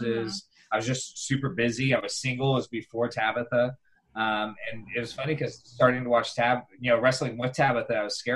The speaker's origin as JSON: {"language": "English", "region": "Southern California", "country": "United States", "tie": "born or raised there", "moved": "yes", "lives_now": "the South, United States", "said": "growing up in Southern California"}